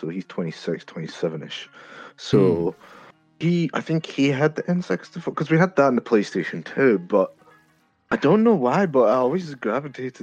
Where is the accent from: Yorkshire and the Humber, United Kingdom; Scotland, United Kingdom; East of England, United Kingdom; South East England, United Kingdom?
Scotland, United Kingdom; from Scotland